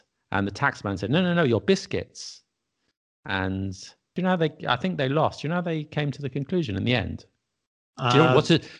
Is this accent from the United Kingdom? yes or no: yes; England, United Kingdom; as strange as it may seem, although we're English, I don't know about you, I rarely eat English food